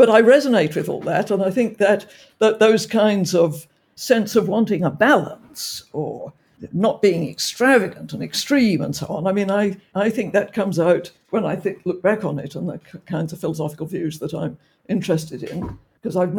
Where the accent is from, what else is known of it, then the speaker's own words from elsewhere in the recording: Oxford, South East England, United Kingdom; I was brought up in Oxford